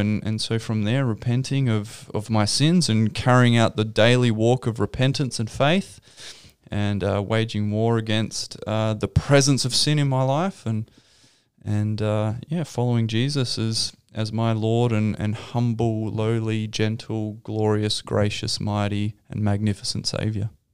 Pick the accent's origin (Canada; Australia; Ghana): Australia; Victor Harbor, South Australia; also born or lived in Adelaide; I grew up in Victor Harbour. Mm-hmm. Down on the South Coast